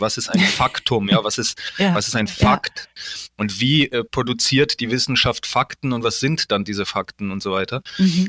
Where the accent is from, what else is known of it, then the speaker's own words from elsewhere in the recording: Poland; moved away; wir kommen ja aus Polen